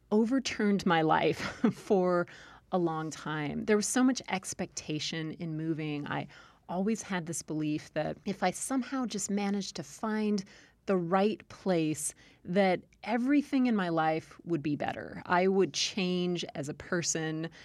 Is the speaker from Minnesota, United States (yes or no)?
no; Southern California, United States; accent: Valley Girl; moved away as an adult; also born or lived in Maryland / Utah / Iowa / Texas; now in Virginia, United States; I grew up in Southern California